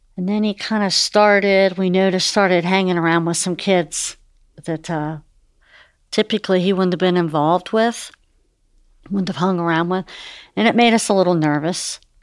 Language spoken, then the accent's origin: English; Fort Thomas, Kentucky, United States; we're from Fort Thomas. Eric and I both grew up, we've been there all our lives